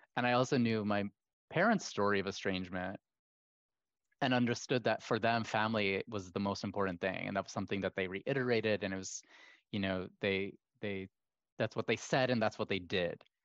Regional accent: Kuwait; as somebody who was half Kuwaiti, half American, growing up in Kuwait

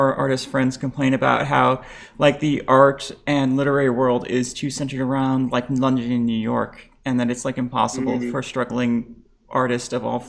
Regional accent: Lebanon; now in United States; I'm bi, trans, Lebanese, and we're here recording in America

